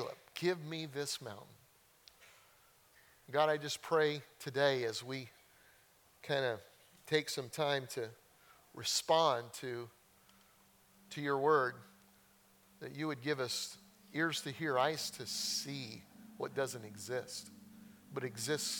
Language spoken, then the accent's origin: English; Colorado, United States; growing up in Colorado, we used to go mountain hiking